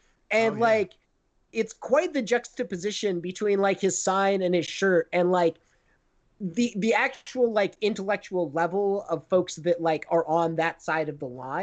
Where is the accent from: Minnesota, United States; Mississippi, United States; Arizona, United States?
Arizona, United States; now in California, United States; I grew up among very wealthy conservative folks in Arizona, but there was a lot of my dad's friends. Like, I was born in California